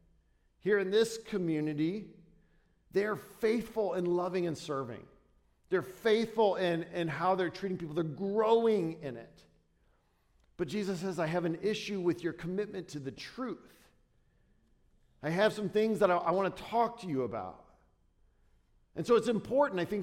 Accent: Dayton, Ohio, United States; I'm from Dayton

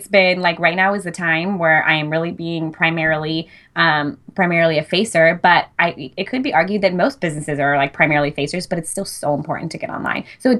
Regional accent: Fresno, California, United States; now in San Luis Obispo, United States; But I moved to San Luis Obispo from the Fresno area. And a lot of my initial clientele was people that I knew from home, because that was like where my roots were the deepest at the time.

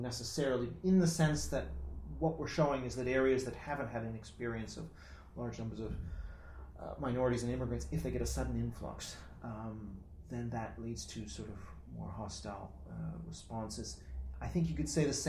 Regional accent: Canada; now in United Kingdom; I'm Canadian

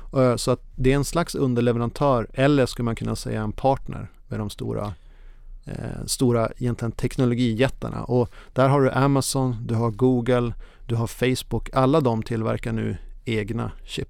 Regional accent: Norrland, Sweden; now in Copenhagen, Denmark; jag är precis som du norrlänning i grunden

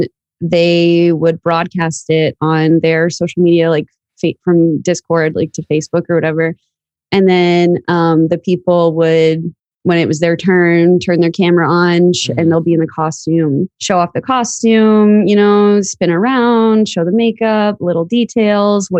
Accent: Florida, United States; also born or lived in New York; I was born in New York, but I grew up in Florida. And so I've lived in Florida my whole life.

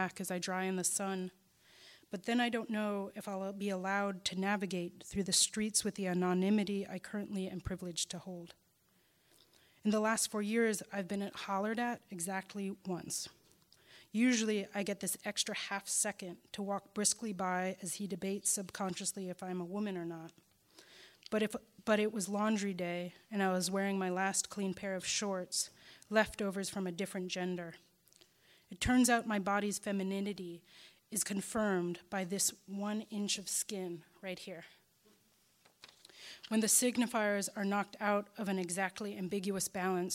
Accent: Chicago, Illinois, United States; my hometown's black site

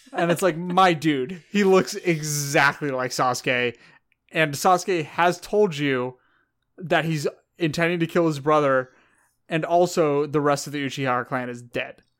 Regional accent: California, United States; I'm from California

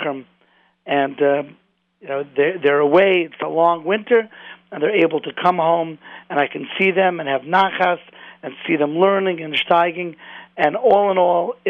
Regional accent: Cleveland, Ohio, United States; moved away; I'm originally from Cleveland

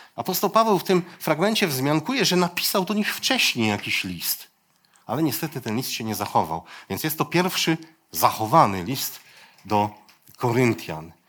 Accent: Poland; Ja się wychowałem gdzieś tam u schyłku, u schyłku PRL-u

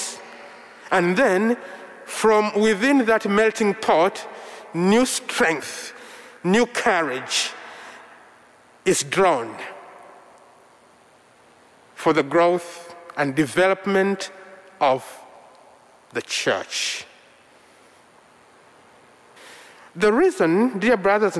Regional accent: Central Region, Uganda; first language Luganda; English is a second language; My mother tongue is Luganda from central Uganda, spoken by the Baganda people, and I'm one of them

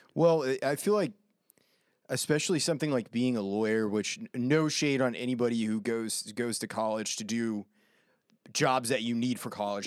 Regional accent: Maine, United States; I grew up in Maine

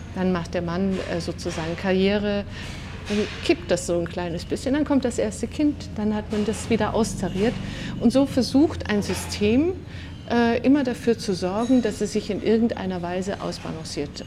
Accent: Swabia, Baden-Württemberg, Germany; ich bin im Schwabenland aufgewachsen

